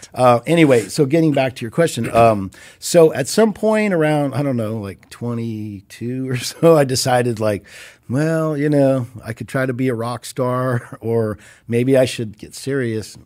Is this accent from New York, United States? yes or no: no; Orange County, California, United States; moved away as an adult; now in Los Angeles, United States; from the time I was two, parents moved here, grew up down there